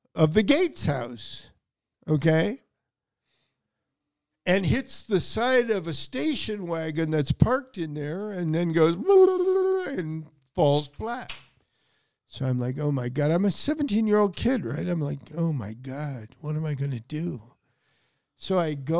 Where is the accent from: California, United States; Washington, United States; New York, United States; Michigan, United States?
California, United States; Newport Beach; I grew up in Newport Beach, California